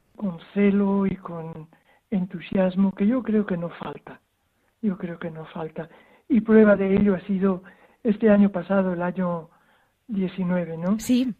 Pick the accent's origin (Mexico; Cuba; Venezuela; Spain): Spain; Zaragoza, Aragon; moved away as an adult; also born or lived in Zimbabwe; now in Hwange, Zimbabwe; nací en Zaragoza y estoy bautizado en Zaragoza